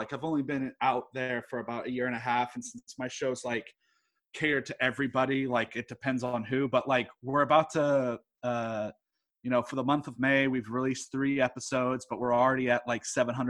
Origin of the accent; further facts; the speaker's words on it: Houston, Texas, United States; I was born in Houston. I'm weird. Okay. Like, my mom's from Pennsylvania, my dad's from England, and I was born in Houston.